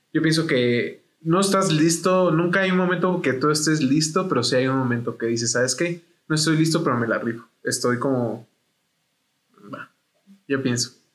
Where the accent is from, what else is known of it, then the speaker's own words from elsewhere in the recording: Chihuahua, Mexico; moved away as an adult; also born or lived in United States (born) / Salt Lake City, Utah; regresé a Chihuahua y tengo 20 años. Yo soy nacido en Estados Unidos